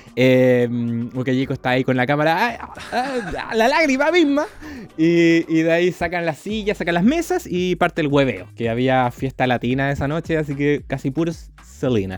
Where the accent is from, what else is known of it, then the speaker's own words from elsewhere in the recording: Chile; somos de Chile, tenemos un podcast.